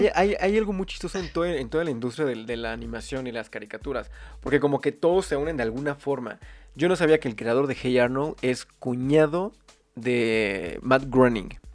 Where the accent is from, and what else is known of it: Mexico